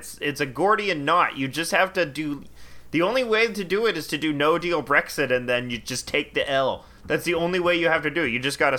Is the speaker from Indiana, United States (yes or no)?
no; Boston, Massachusetts, United States; And I'm from Boston.